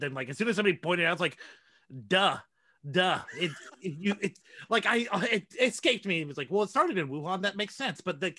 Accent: Washington, United States; I grew up in Washington, where unfortunately not too far where there was a Japanese internment camp.

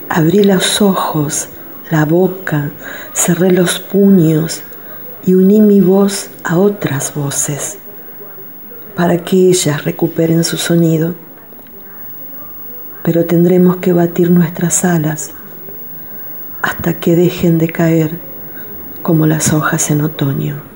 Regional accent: Santa Fe, Argentina; soy de Santa Fe, ciudad capital de la provincia

